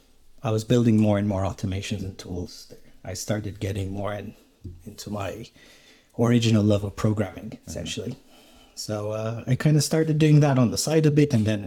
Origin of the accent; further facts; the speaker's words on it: Romania; moved away as an adult; I was born in Romania and I grew up there and did my high school education there